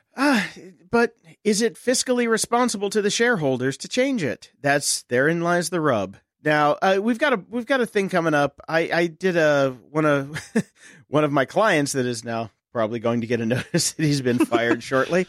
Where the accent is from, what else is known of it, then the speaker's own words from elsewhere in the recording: Pittsburgh, Pennsylvania, United States; my hometown of Pittsburgh, Pennsylvania